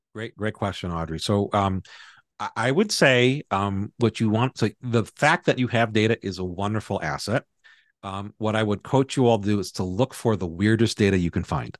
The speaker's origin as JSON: {"language": "English", "region": "Hawaii", "country": "United States", "tie": "born or raised there", "said": "I grew up in Hawaii"}